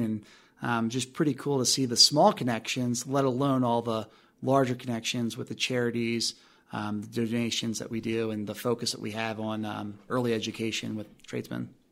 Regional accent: Maryland, United States; moved away as an adult; also born or lived in Alabama / New Orleans / Atlanta / Atlantic Beach, Florida; now in Colorado, United States; I was born and raised in Maryland

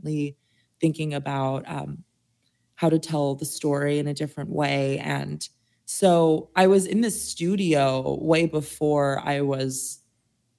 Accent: Las Cruces, New Mexico, United States; also born or lived in Santa Fe, New Mexico; I'm a New Mexico native, so I was born in Las Cruces, which is more south, and Santa Fe is in the north.

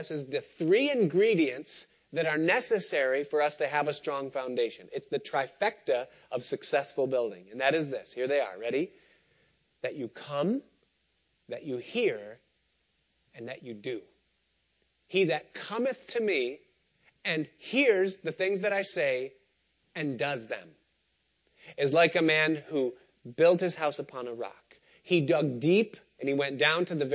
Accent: Rochester, New York, United States; When I was growing up outside of Rochester in the 1980s

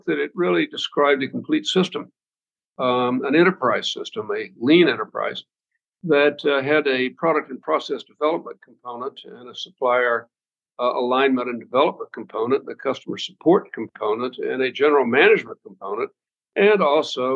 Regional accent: Arkansas, United States; now in Boston, United States; I'm from Arkansas

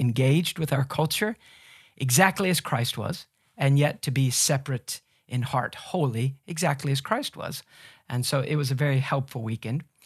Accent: United States; us Americans

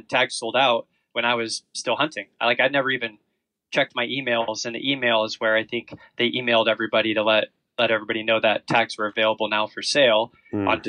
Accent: Oregon, United States; I'm from Oregon, Pacific Northwest

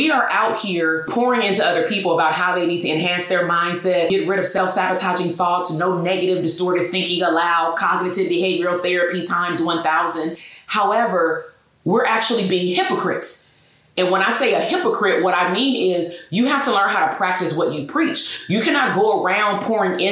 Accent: Portland, Oregon, United States; I was born in Portland, Oregon

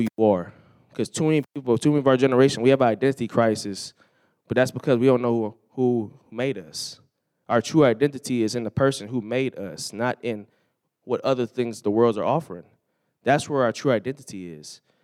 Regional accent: California, United States; growing up in California

